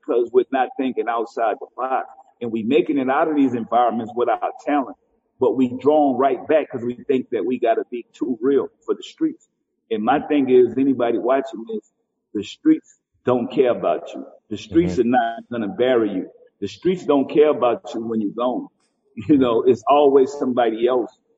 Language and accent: English; New Orleans, Louisiana, United States; they from New Orleans and they from where I'm from